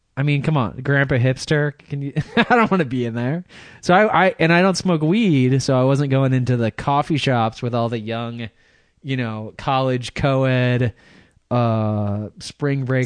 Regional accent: Michigan, United States; accent: American; now in California, United States; I'm from California, but I'm originally from Michigan

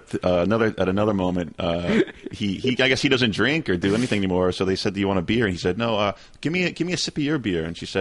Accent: Long Island, New York, United States; I'm from Long Island

